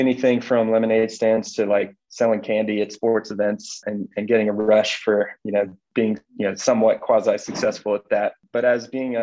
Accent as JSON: {"language": "English", "town": "Nashville", "region": "Tennessee", "country": "United States", "tie": "born or raised there", "moved": "as an adult", "lives_now": "Denver, United States", "said": "I grew up in Nashville, Tennessee, originally, and we've lived here in Colorado about 8 years"}